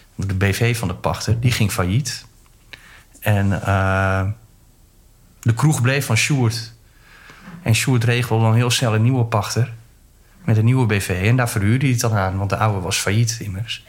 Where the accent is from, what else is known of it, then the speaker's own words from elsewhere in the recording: Groningen, Netherlands; moved away; ik kom uit Groningen